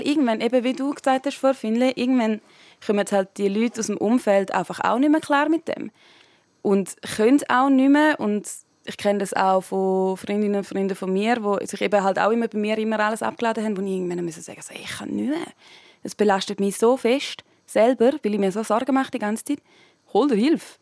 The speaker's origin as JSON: {"language": "German", "country": "Switzerland", "said": "bei uns in der Schweiz"}